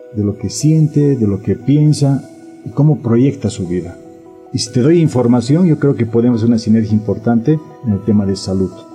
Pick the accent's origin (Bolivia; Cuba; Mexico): Bolivia; Tenemos que pensar como bolivianos